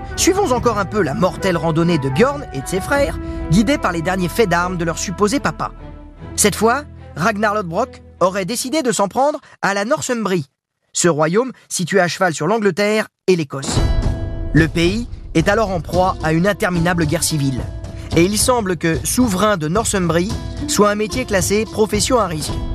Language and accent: French; Alençon, Normandy, France; je vais revoir ma Normandie. Je me sens chez moi, je suis né à Alençon dans l'Orne